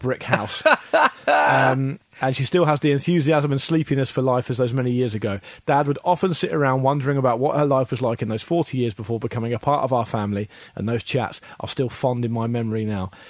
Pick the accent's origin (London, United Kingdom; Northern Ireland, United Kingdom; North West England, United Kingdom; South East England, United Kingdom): South East England, United Kingdom; Portsmouth; it's partly my hometown too